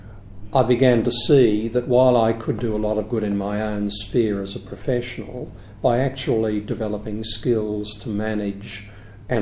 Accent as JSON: {"language": "English", "region": "Queensland", "country": "Australia", "also_born_or_lived": "Melbourne / United States", "moved": "as an adult", "lives_now": "Sydney, Australia", "said": "I'm a Queenslander"}